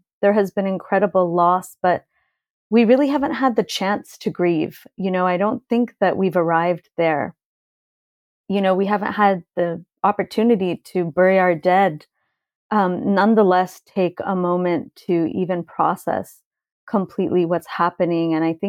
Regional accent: California, United States; now in Lebanon; I'm Lebanese and I grew up in California, and I live half time in my village in Lebanon.

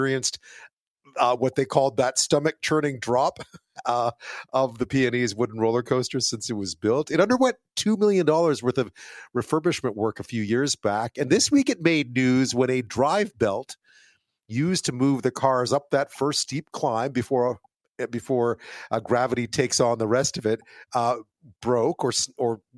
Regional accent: Montreal, Quebec, Canada; now in Vancouver, Canada; I grew up in Montreal

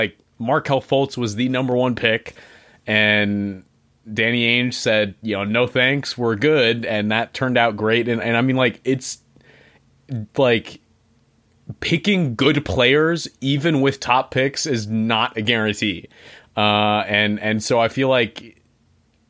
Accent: Arlington, Virginia, United States; I'm from Arlington, Virginia

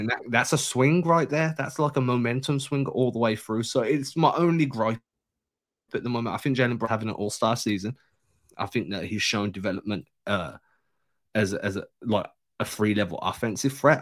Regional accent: England, United Kingdom; I'm English

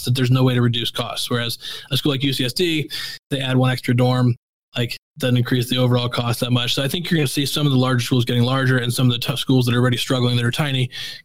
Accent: Missouri, United States; I grew up in Missouri

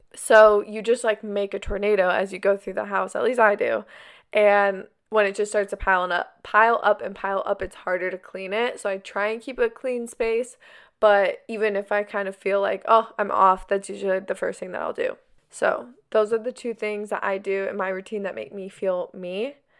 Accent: Arizona, United States; now in California, United States; I grew up in Arizona, but now we live in California

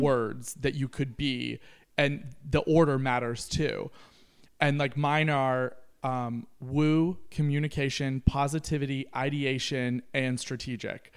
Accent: Kentucky, United States; moved away; I grew up in Kentucky.

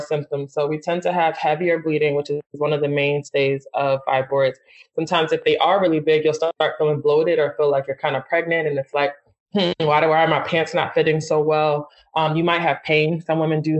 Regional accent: Philadelphia, Pennsylvania, United States; I'm from Philly, and I think that colored my whole experience

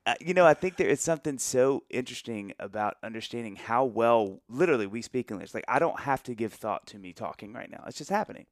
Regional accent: the South, United States; growing up in the South and sort of the Bible Belt where Christianity is kind of a native tongue to everybody

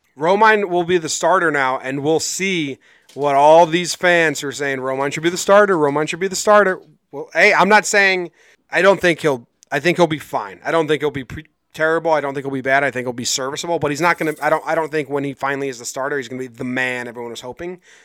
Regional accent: United States; also born or lived in Connecticut; I'm originally from New Jersey and Connecticut areas

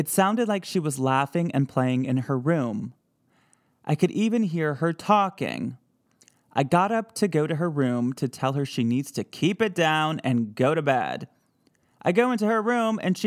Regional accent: Midwest, United States; accent: Midwest; my Midwest accent

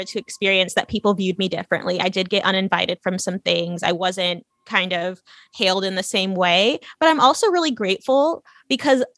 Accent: California, United States; moved away as an adult; also born or lived in Louisiana; I grew up in a very, very like open environment, just a bunch of hippies in California

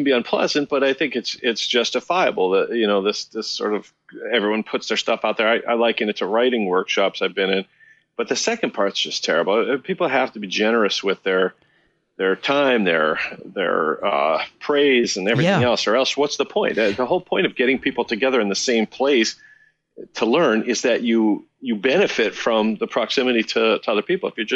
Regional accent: Chicago, Illinois, United States; moved away as an adult; also born or lived in New York; now in Maplewood, New Jersey, United States; I grew up in Chicago, where I went to high school.

